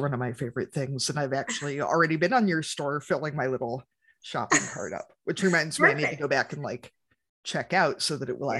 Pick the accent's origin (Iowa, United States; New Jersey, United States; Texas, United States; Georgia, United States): Iowa, United States; Central; I grew up in Central Iowa, where, I mean, there are a fair number of 30,000 acre farms now, and moved up to Northeast Iowa, where our farm is 300 acres.